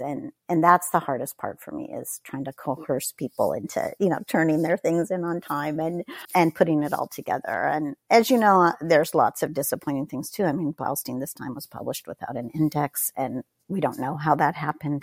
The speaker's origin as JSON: {"language": "English", "region": "Northern California", "country": "United States", "tie": "born or raised there", "also_born_or_lived": "Corvallis, Oregon", "moved": "yes", "said": "we moved to a very remote area of Northern California where there was a small university, and my father spent the rest of his career there. So I grew up in a very, very small town"}